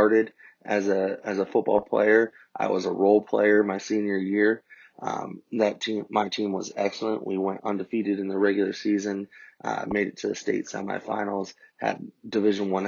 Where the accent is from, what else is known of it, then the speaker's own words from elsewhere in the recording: Columbus, Ohio, United States; also born or lived in Lexington, Kentucky; I grew up in Columbus, Ohio, went to high school there